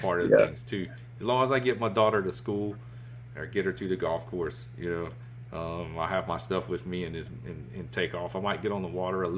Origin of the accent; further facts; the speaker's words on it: Southeast Georgia, United States; moved away; That's kind of where I started, you know, back in the day, fishing the golf course ponds and all that in Southeast Georgia. I'm originally from Georgia.